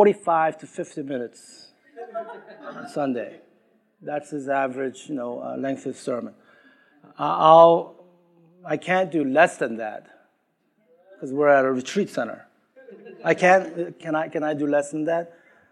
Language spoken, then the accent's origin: English; Queens, New York, United States; I'm from Queens, New York, you know, and it's great to be here.